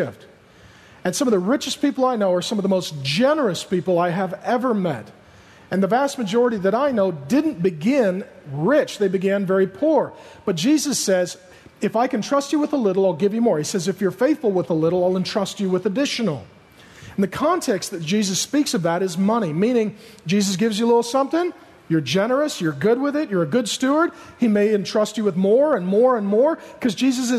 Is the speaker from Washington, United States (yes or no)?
yes; SeaTac, Washington, United States; I grew up in SeaTac, and we had some really lean, hard times.